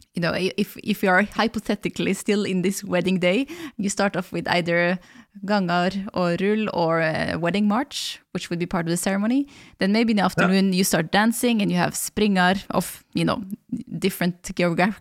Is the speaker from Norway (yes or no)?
yes; Valdres, Innlandet, Norway; English is a second language; I'm from Valdres, our springers actually sound quite different because of the rhythm and the geographical difference